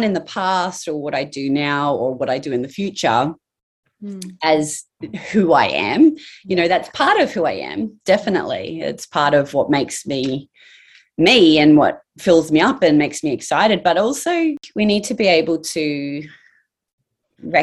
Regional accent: Townsville, Queensland, Australia; I grew up in Townsville.

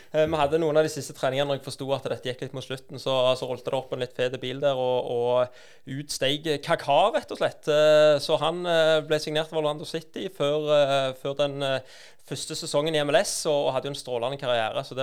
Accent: Randaberg, Rogaland, Norway; men jeg er jo fra Randaberg, da.

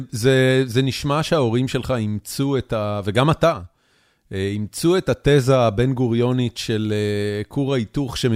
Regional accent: Haifa, Haifa District, Israel; אוקיי, חיפה. גם אני.

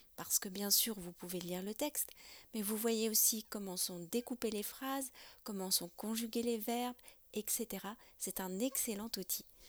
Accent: France; also born or lived in near Paris; je suis française

